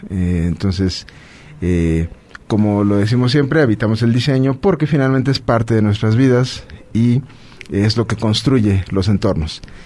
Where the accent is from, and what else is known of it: Puebla, Mexico